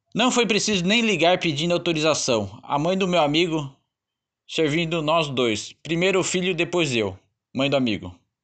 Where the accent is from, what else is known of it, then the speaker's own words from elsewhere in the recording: Santana de Parnaíba, São Paulo, Brazil; accent: caipira R; now in Florianópolis, Brazil; passei boa parte da minha infância em Santana de Parnaíba, município da Grande São Paulo